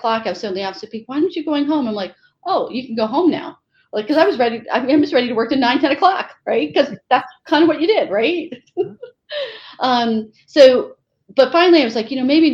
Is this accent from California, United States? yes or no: no; Connecticut, United States; I grew up in Connecticut and one of 4 children